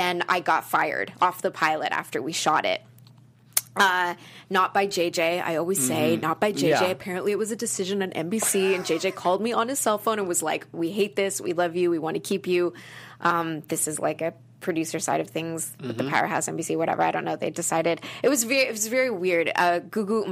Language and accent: English; Calgary, Alberta, Canada; moved away as an adult; now in Los Angeles, United States; I grew up in Calgary, Alberta, Canada